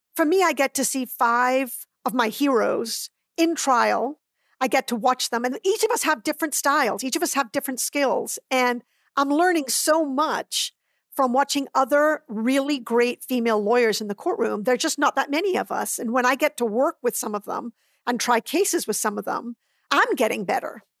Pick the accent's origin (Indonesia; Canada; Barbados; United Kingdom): Barbados; also born or lived in Trinidad; now in United States; I was born in Trinidad and raised in Barbados.